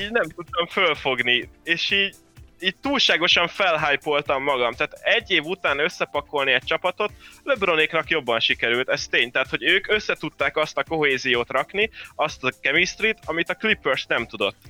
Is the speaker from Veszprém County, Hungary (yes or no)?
no; Kecskemét, Bács-Kiskun, Hungary; Kecskeméti vagyok igazából